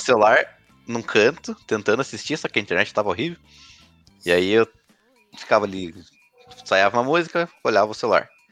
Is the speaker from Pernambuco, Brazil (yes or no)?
no; Paraná, Brazil; Sou paranaense, coxa branca